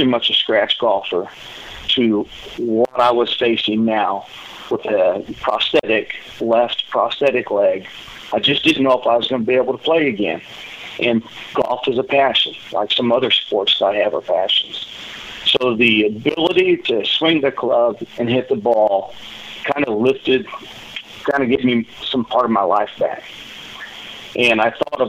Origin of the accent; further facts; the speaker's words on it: Cape Girardeau, Missouri, United States; moved away as an adult; also born or lived in Southern California; moving back to my hometown, Cape Girardeau